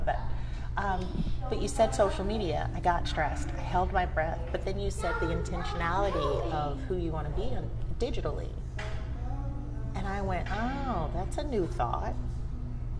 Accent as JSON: {"language": "English", "country": "United States", "said": "she thought of me as the American"}